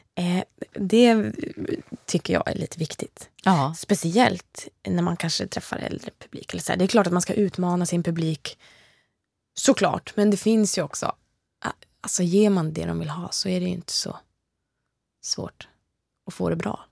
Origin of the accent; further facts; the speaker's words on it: Motala, Östergötland, Sweden; Jag har ju musicerat mycket i Östergötland, mm. där jag kommer ifrån, i Motala